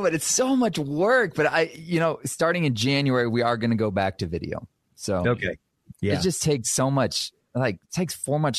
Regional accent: Guatemala; also born or lived in Texas, United States; I was born in Texas, but I spent most of my childhood in Guatemala.

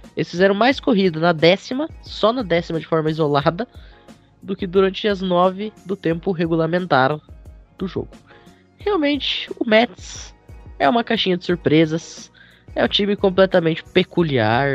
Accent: Gaúcho, Rio Grande do Sul, Brazil; Não, eu sou gaúcho.

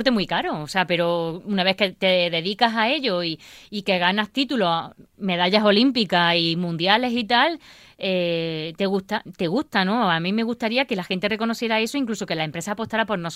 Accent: Baena, Andalusia, Spain; born or raised there; now in Granada, Spain

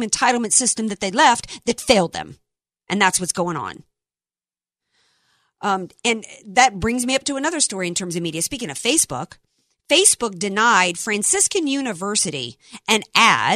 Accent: the South, United States; I grew up in the South

